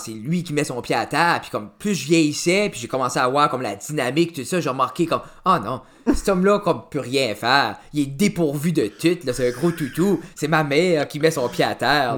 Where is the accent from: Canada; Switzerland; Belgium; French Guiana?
Canada; Pointe-Verte, New Brunswick; je viens de Original Pointe Verte, new brunswick